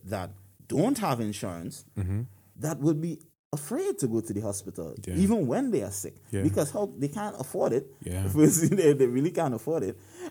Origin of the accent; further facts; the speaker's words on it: Trinidad & Tobago; now in United States; I'm from Trinidad and Tobago.